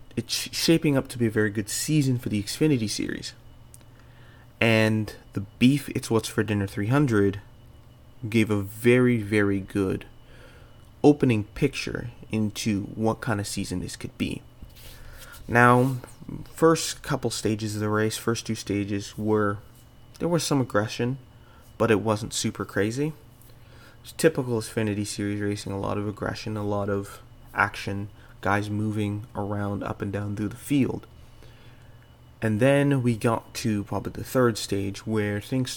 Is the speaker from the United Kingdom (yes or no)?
no; Canada; being Canadian